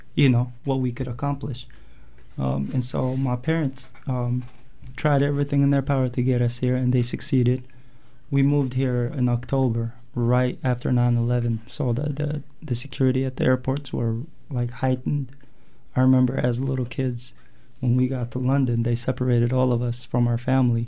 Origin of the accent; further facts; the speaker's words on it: Yemen; moved away as an adult; also born or lived in Eritrea; now in United States; I'm from Eritrea. My parents are, at least. I was born and raised in Yemen